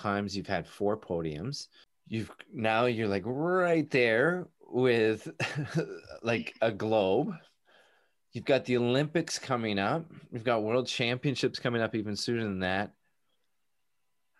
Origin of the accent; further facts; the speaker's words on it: Canada; I'm a Canadian